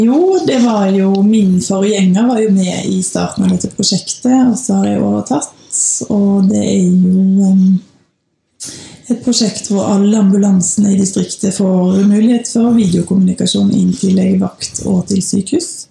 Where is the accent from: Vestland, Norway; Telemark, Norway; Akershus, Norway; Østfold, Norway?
Vestland, Norway; Bergen; moved away as an adult; also born or lived in Denmark; now in Gudbrandsdalen, Norway; jeg kommer fra Bergen.